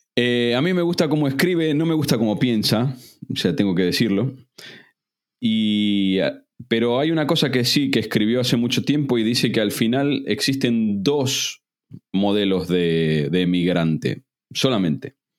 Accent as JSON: {"language": "Spanish", "country": "Argentina", "moved": "as an adult", "lives_now": "Spain", "said": "Yo me fui muy mal de Argentina"}